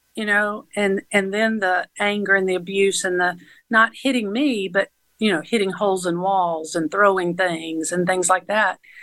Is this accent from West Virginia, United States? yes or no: no; Atlanta area, Georgia, United States; also born or lived in Fairburn, Georgia / Griffin, Georgia; I was raised in Georgia, all over Atlanta area